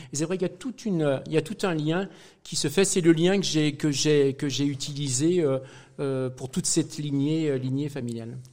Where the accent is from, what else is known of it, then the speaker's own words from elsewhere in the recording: Saint-Étienne, Auvergne-Rhône-Alpes, France; moved away as an adult; also born or lived in Brest / Brittany; en tant que pur Stéphanois